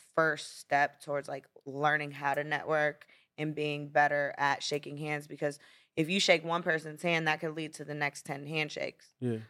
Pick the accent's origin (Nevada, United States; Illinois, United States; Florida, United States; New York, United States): Florida, United States; Well, you know, especially, well, maybe because I did grow up in Florida and I'm used to, like, islands and tropical things.